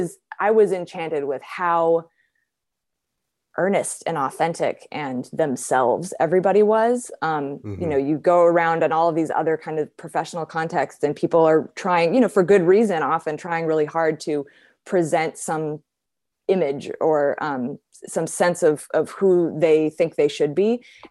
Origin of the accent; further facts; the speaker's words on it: California, United States; I grew up in Southern California.